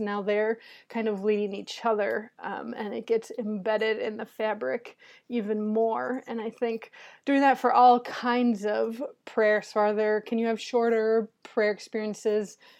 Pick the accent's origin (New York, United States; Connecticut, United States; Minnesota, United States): Minnesota, United States; moved away as an adult; now in Cleveland, United States; I'm originally from Minnesota, and so I went to school up there